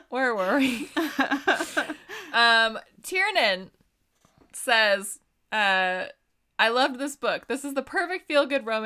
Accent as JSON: {"language": "English", "region": "Pennsylvania", "country": "United States", "said": "Uh, on a side note, I'm actually from Mr. Rogers' hometown, so I always love seeing uh, references to him."}